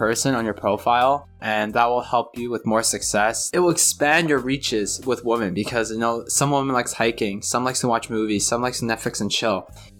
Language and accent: English; Canada; I am a Canadian, Chinese, male, age 28.